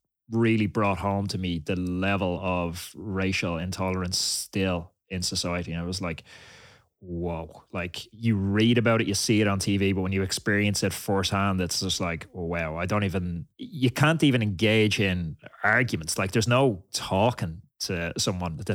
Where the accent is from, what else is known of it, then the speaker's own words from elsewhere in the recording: Ireland; I grew up in Ireland and we had almost no cultural diversity in Ireland